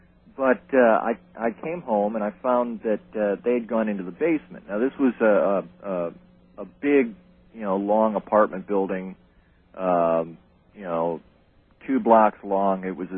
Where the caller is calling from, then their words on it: Gulfport, Florida, United States; I'm from Gulfport, Florida.